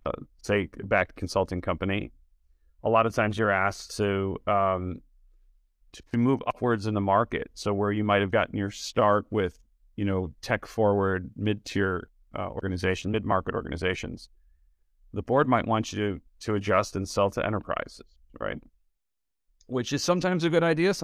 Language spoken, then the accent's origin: English; Detroit, Michigan, United States; also born or lived in Boston / San Francisco Bay Area; now in Chicago, United States; I'm from Detroit originally, to the Detroit area